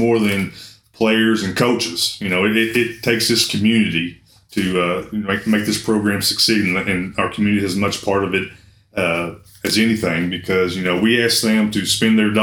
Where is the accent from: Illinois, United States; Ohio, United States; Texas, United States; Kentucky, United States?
Kentucky, United States; Owensboro; now in Russell County, United States; I'm from Owensboro where there's four high schools, you know, and everybody's allegiance is kind of divided. And then I moved to Russell County